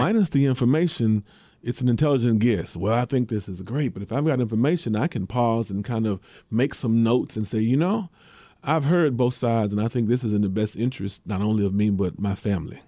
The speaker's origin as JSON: {"language": "English", "town": "Memphis", "region": "Tennessee", "country": "United States", "tie": "born or raised there", "said": "the city of Memphis, my, my hometown"}